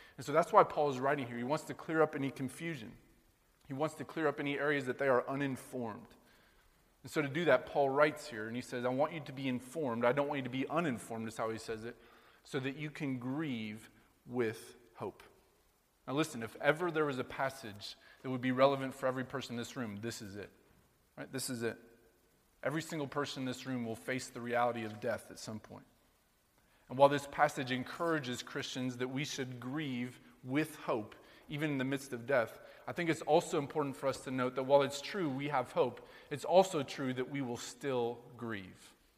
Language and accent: English; Sheraton, Iowa, United States; now in New York, United States; growing up in Sheraton, Iowa, all the good old times back in rural Iowa growing up